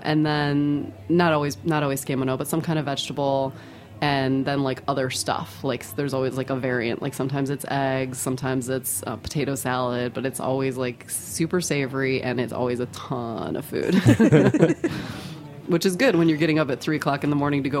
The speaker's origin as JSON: {"language": "English", "country": "United States", "said": "I'm American and I'm a fermenter"}